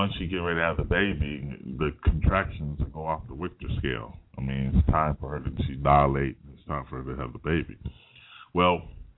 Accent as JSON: {"language": "English", "country": "United States", "said": "I'm an American"}